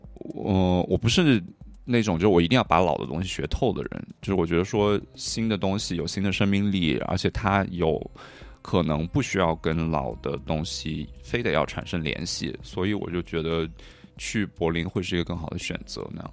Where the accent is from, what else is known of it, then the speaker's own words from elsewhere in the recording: Hunan, China; also born or lived in Guangdong / Paris, France / Berlin, Germany; now in Shanghai, China; 我是老家湖南，然后现在家在广东那边。嗯。呃，但是我过去大概八年的时间都在欧洲，嗯。有四年在巴黎，然后后四年是在柏林那边的。嗯。呃，现在就是在上海